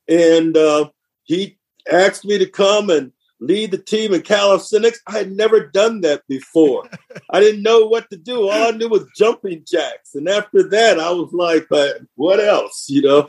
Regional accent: Flint, Michigan, United States; I'm from Flint, Michigan

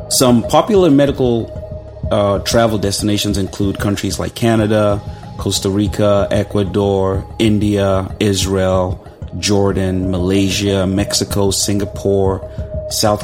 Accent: Nigeria; moved away; Growing up in Nigeria

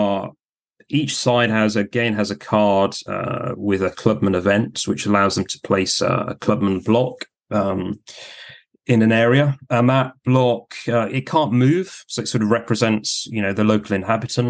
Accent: Yorkshire and the Humber, United Kingdom; as a Yorkshireman myself

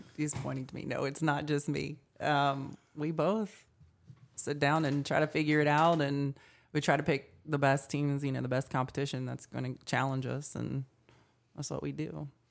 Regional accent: Fairview, North Carolina, United States; I grew up in Fairview, and I graduated from Reynolds in two thousand and seven and stayed close to home

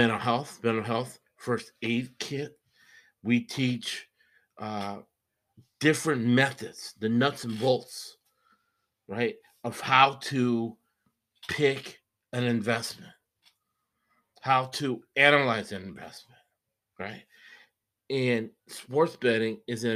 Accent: Boston, Massachusetts, United States; I'm from Boston, lifelong, mm-hmm. born and raised in Boston

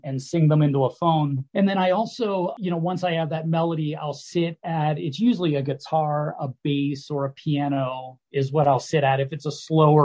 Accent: Pittsburgh, Pennsylvania, United States; now in Colorado, United States; back in Pittsburgh, my hometown.

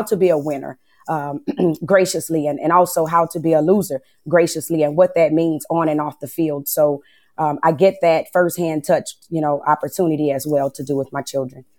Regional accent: Lake Charles, Louisiana, United States; I'm from Lake Charles, Louisiana

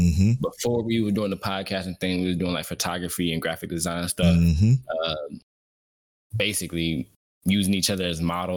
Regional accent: Cleveland, Ohio, United States; I am also from Cleveland, Ohio.

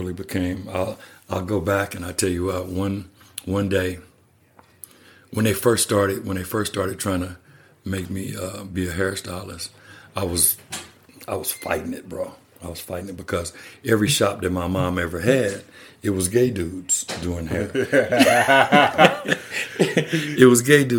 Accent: Kansas, United States; also born or lived in Texas / Colorado Springs, Colorado; now in Colorado, United States; I'm from Kansas

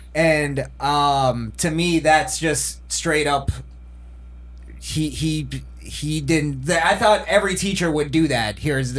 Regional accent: New York, United States; moved away; And I'm from New York.

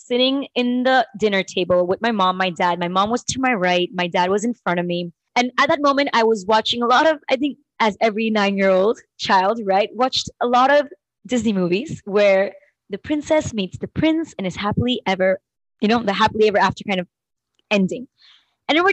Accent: Panama; I was born and brought up in Panama

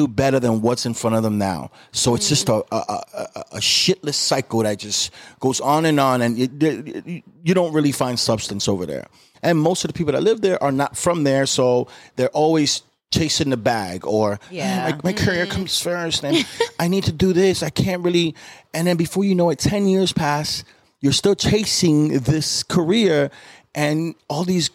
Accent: New York, United States; moved away as an adult; also born or lived in Los Angeles; now in Miami, United States; I was born and raised in New York, and then I moved to Miami right after high school

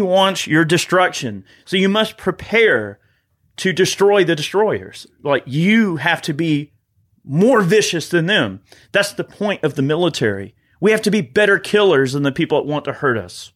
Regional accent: United States; as an American

